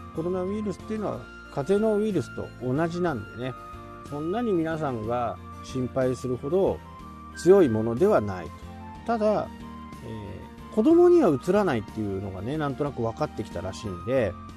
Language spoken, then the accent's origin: Japanese; Japan; 僕自身は日本に生まれて